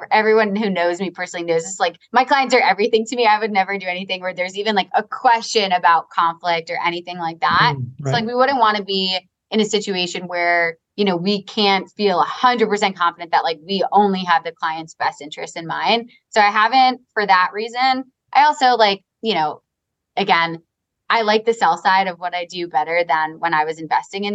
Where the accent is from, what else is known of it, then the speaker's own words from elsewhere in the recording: Long Island, New York, United States; I'm from Long Island. I have an accent too.